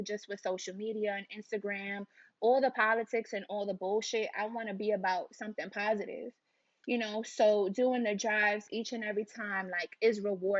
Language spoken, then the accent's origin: English; New York City, New York, United States; growing up in Harlem